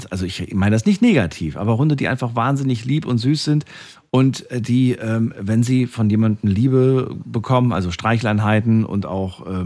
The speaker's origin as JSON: {"language": "German", "region": "Hesse", "country": "Germany", "tie": "born or raised there", "said": "eigentlich äh, in Hessen groß geworden."}